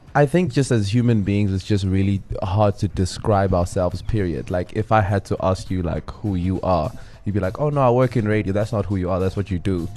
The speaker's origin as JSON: {"language": "English", "town": "Johannesburg", "region": "Gauteng", "country": "South Africa", "tie": "born or raised there", "also_born_or_lived": "Windhoek", "said": "then we moved to Joburg when I was very, very young with my mother."}